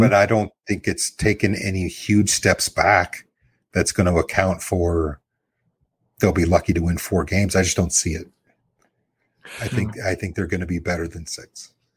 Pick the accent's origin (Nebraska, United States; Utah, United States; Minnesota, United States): Nebraska, United States; I'm born and bred in Nebraska